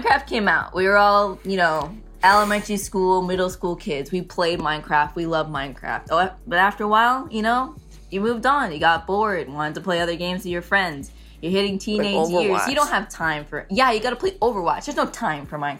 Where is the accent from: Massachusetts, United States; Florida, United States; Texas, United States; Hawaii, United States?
Massachusetts, United States; Concord; I'm from Concord, Massachusetts. So I'm a local girl